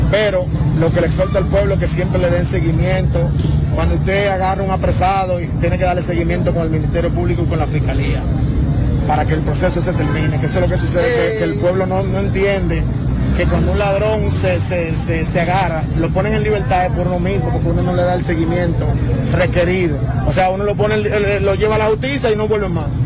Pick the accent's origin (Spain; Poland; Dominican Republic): Dominican Republic